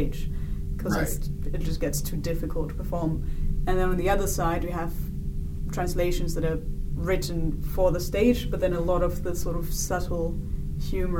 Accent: northern Bavaria, Germany; moved away; In Germany, little village near in the north of Bavaria.

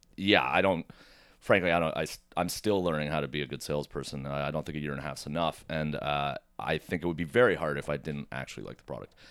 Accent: Oakville, Ontario, Canada; also born or lived in Mississauga; now in Toronto, Canada; I was born in Mississauga, grew up in Oakville, and then moved to Toronto

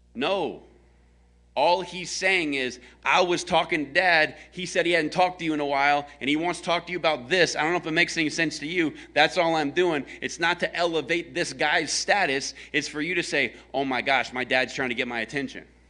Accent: American South, Southern United States, United States; I am a American Southern redneck

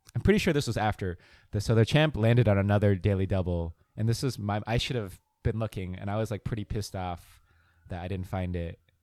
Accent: Montville, New Jersey, United States; also born or lived in Philadelphia; I grew up in New Jersey

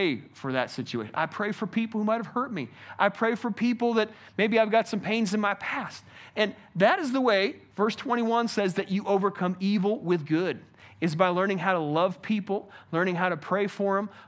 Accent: United States; I personally love being an American

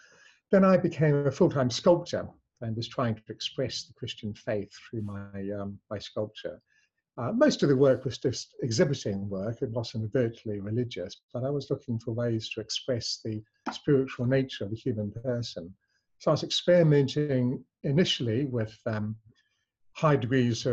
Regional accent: New Zealand; also born or lived in England; I was born in England but raised in New Zealand

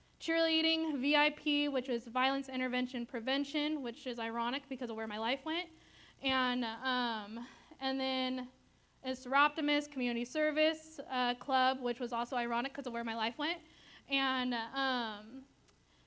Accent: Susanville, California, United States; moved away; I'm from Susanville, California, which is like 6 hours north

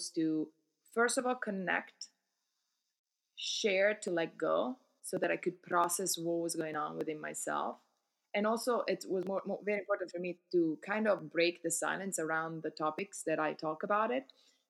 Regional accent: Milan, Lombardy, Italy; English is a second language; moved away as an adult; also born or lived in New York City, United States; now in New Jersey, United States; I'm originally from Italy. I grew up in Milano.

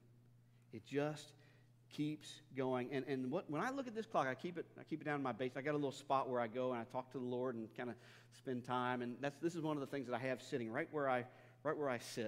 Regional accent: Northern Kentucky, United States; in my hometown where I grew up in Northern Kentucky

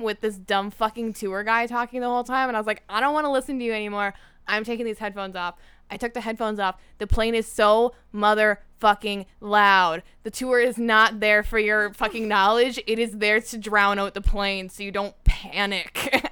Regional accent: Niagara region, Ontario, Canada; growing up in the Niagara region

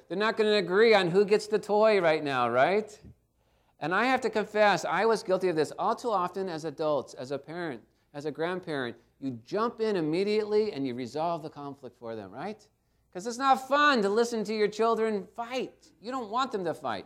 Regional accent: Garden Grove, California, United States; I grew up in Garden Grove, not too far from here

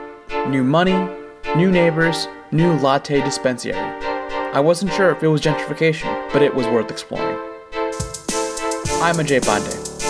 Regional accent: Franklin, Massachusetts, United States; my town, Franklin, Massachusetts

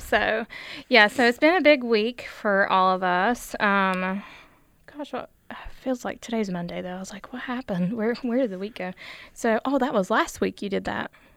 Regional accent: United States; I'm from Logan County

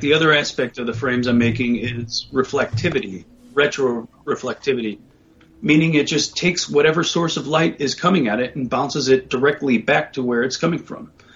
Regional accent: United States; growing up in the United States

